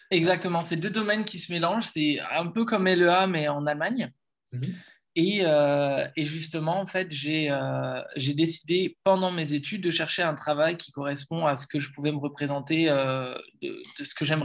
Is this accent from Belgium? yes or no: no; Lille, Hauts-de-France, France; now in Germany; je suis Lillois et event manager.